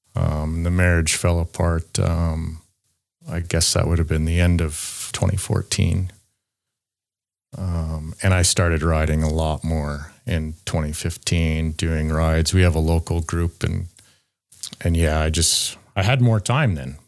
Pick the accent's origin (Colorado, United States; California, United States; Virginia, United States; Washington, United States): Colorado, United States; Loveland; I'm from Loveland, Colorado, United States